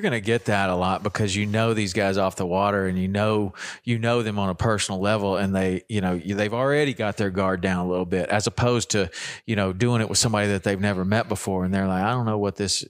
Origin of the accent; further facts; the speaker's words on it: Chattanooga, Tennessee, United States; moved away as an adult; also born or lived in Jackson, Wyoming; Me and me and Carter are both Tennessee boys